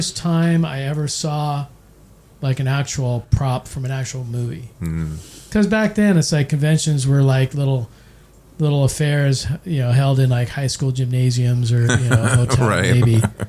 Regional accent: near Marine World Africa USA, California, United States; I was growing up near Marine World, Africa, USA.

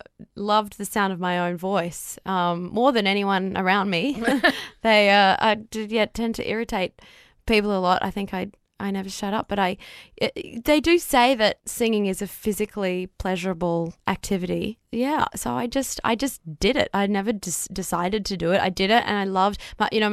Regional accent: Brisbane, Queensland, Australia; growing up in Brisbane

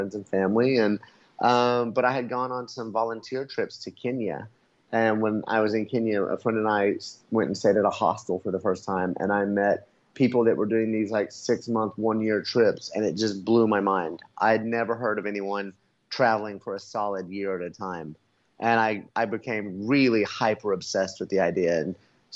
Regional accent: Oklahoma City, Oklahoma, United States; moved away as an adult; now in Merida, Mexico; I'm from Oklahoma City, so we have pretty brutal summers and pretty brutal winters

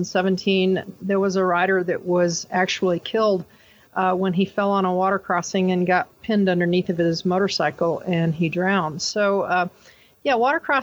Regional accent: Colorado, United States; I'm from Colorado, and my company is ADV Woman.

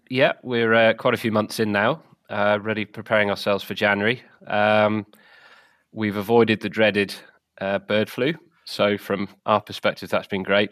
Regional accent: the South of England, United Kingdom; moved away; also born or lived in Wales; I'm from the South originally

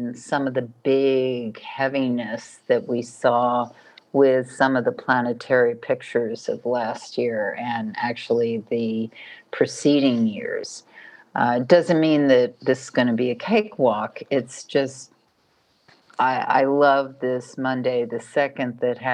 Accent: New York, United States; I'm from New York

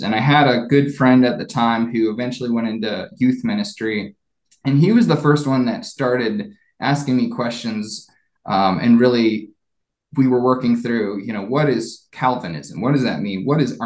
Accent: Columbus, Ohio, United States; moved away as an adult; also born or lived in Nashville; I grew up in Ohio near Columbus.

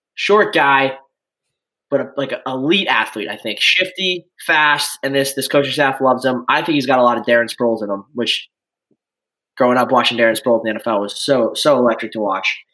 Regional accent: Chicago, Illinois, United States; born and raised in Chicago, Illinois

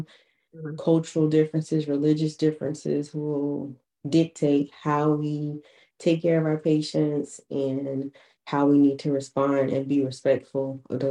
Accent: Florence, South Carolina, United States; also born or lived in Charleston, South Carolina; I'm from Florence, South Carolina originally

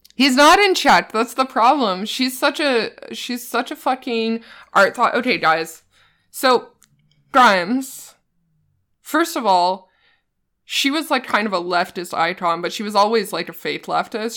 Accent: East Coast, Canada; moved away as an adult; also born or lived in Halifax, Nova Scotia; now in Toronto, Canada; I'm from the East Coast. I lived in Halifax for a long time.

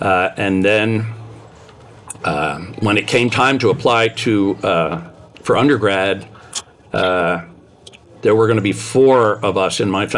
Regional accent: New Jersey, United States; moved away; I grew up in New Jersey near the Passaic River.

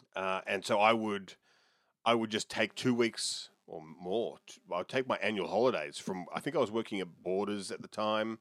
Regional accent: Melbourne, Victoria, Australia; When I was a kid growing up in Oakley

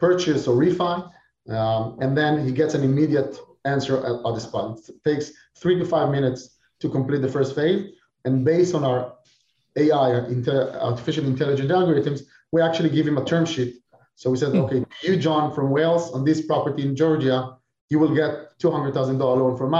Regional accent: Israel; moved away as an adult; now in Florida, United States; I'm originally from Israel. Now, of course, I live here in Florida

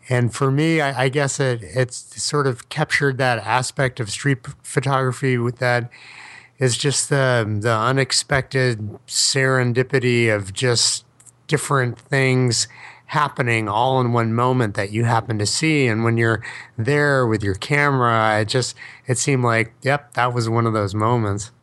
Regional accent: New York City, New York, United States; accent: Brooklyn; I can't stop my Brooklyn accent

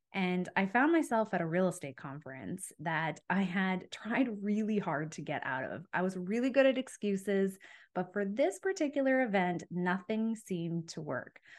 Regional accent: Calgary, Alberta, Canada; moved away as an adult; also born or lived in Ontario; I'm from Calgary, Alberta, but I was living in Ontario at the time.

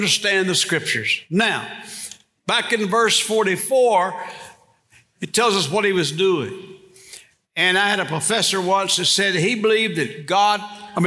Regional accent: Bastrop, Louisiana, United States; When I was in high school, I grew up over here in Bastrop, about 20 miles from here.

